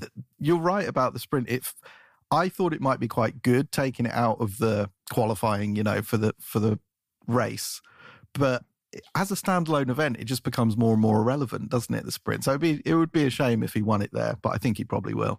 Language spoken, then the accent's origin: English; England, United Kingdom; now in United States; as an Englishman